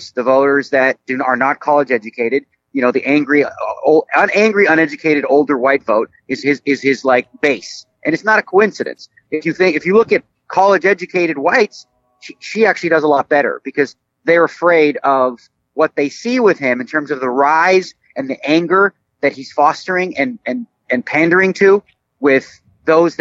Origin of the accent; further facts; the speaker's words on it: Canada; now in United States; growing up in Canada